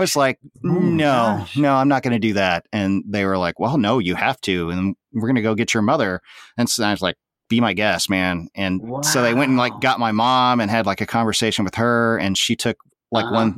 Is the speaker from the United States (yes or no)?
yes; Tulsa, Oklahoma, United States; I grew up in Tulsa, Oklahoma. Um, born in Oklahoma City, moved to Tulsa by the time I was about three